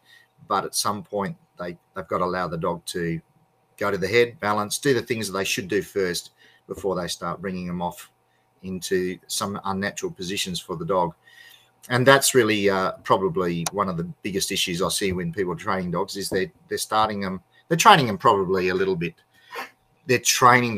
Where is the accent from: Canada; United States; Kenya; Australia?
Australia